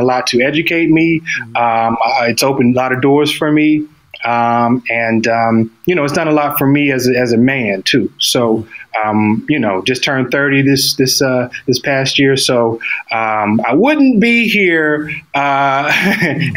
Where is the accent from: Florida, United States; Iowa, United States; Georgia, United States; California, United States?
Georgia, United States; Atlanta; I'm from Atlanta, the Metro Atlanta area, the Gwinnett County area, to be specific, north